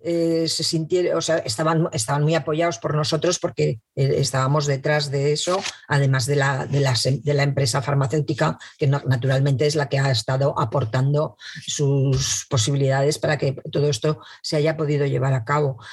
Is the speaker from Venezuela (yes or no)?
no; Madrid, Community of Madrid, Spain; now in Zaragoza, Spain; nací en Madrid, pero vivo en Zaragoza desde hace muchísimo tiempo